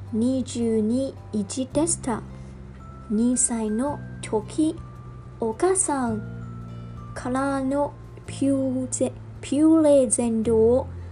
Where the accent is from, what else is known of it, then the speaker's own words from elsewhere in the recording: China; moved away; 私は中国で生まれました